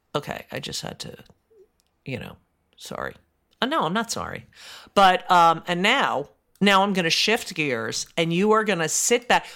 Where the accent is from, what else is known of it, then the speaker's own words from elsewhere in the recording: United States; I'm an American. I'm an American Jew.